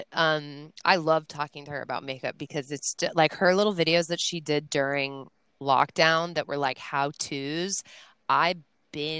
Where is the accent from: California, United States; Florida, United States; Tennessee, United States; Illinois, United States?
California, United States; Mission Viejo; moved away; I grew up in Southern California. Mission Viejo is the exact city.